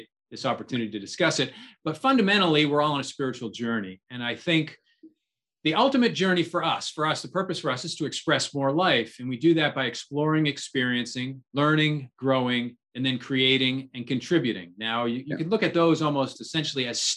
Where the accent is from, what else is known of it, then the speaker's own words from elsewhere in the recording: New Hampshire, United States; I'm originally from New Hampshire